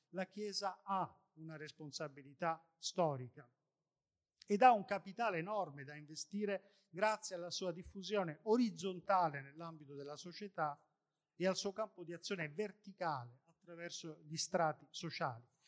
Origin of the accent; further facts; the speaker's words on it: Sicily, Italy; io sono siciliano